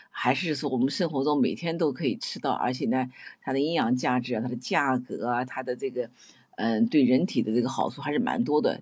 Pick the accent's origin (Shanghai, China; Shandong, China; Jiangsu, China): Jiangsu, China; Nanjing; 我们南京人经常把那个，那个胡，辣椒叫胡椒